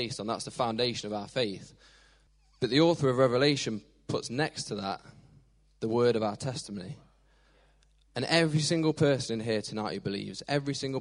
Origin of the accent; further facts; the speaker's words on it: Long Eaton, East Midlands, United Kingdom; I grew up in Long Eaton, and I had a really supportive family growing up